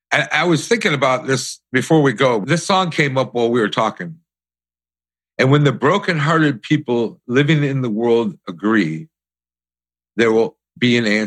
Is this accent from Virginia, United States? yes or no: no; Detroit, Michigan, United States; I saw this when I was growing up in Detroit. We were living on a street in Redford Township that the Black Panthers were taking over. And we moved into my grandparents' house because we had to get out of ours.